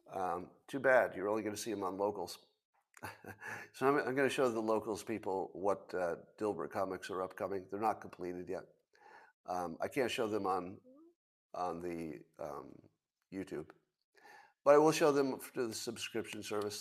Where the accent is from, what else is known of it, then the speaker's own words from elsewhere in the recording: United States; I'm an American